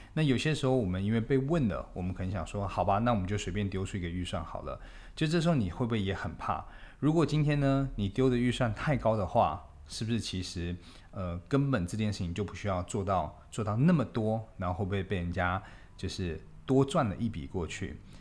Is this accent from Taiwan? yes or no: yes; Taipei, Taiwan; 我们台北人的后花园